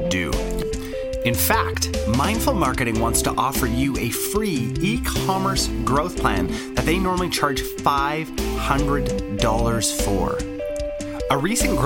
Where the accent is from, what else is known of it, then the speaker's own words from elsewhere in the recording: Canada; I'm a Canadian